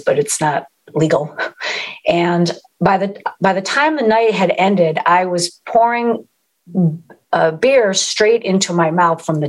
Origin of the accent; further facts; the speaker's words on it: East Coast, United States; moved away; I'm from the East Coast originally